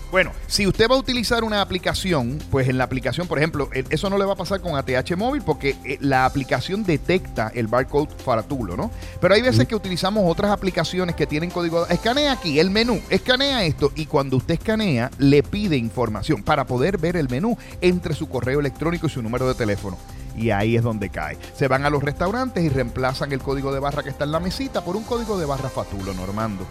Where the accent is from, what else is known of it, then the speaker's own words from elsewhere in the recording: Puerto Rico; los puertorriqueños tenemos ciudadanía norteamericana